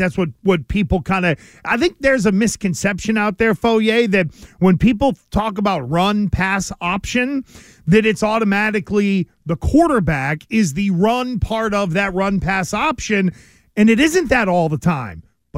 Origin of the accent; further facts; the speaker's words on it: Stoughton, United States; I'm from Stoughton.